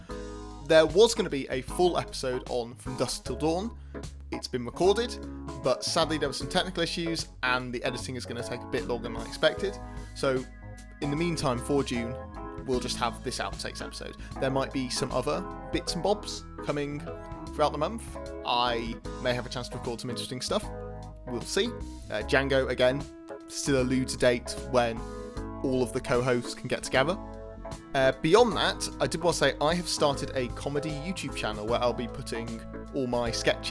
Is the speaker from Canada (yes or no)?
no; England, United Kingdom